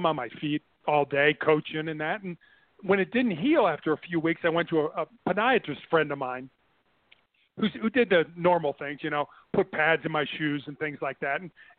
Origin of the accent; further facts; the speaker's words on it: Midwest, United States; And so when our daughter was born in Santa Barbara, we moved back to the Midwest. We're both from the Midwest.